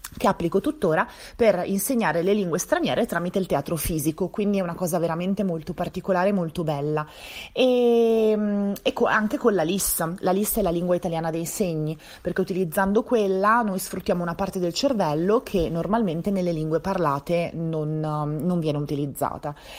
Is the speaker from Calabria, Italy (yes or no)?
no; Venice, Veneto, Italy; moved away as an adult; also born or lived in Milan, Italy; now in Galliate, Italy; io sono di Venezia